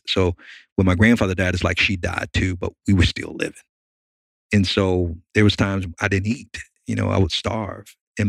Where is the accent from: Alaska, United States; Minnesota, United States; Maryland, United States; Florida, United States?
Florida, United States; Miami; now in Chattanooga, United States; But I grew up in Miami. Okay. I'm from Miami, even though I live here in Chattanooga. Grew up in a ghetto in an urban area called Liberty City.